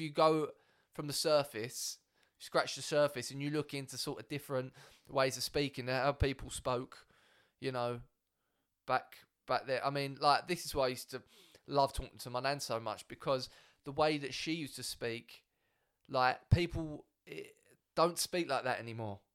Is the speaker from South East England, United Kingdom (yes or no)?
no; Brentwood, East of England, United Kingdom; I'm obviously from Brentwood